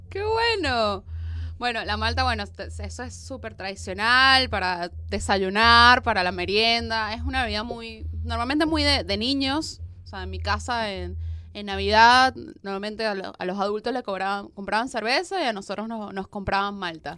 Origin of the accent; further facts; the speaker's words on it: Venezuela; now in Argentina; yo soy venezolana